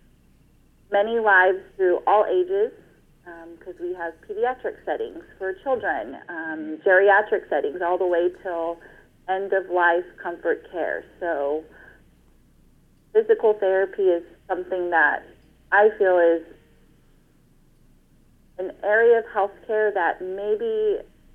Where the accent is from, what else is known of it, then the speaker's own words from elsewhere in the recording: Fresno, California, United States; I'm from Fresno, California, born and raised